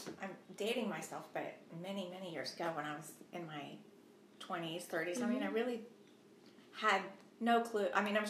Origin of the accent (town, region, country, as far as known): Ohio, United States; born or raised there; also born or lived in Maine / Portsmouth, New Hampshire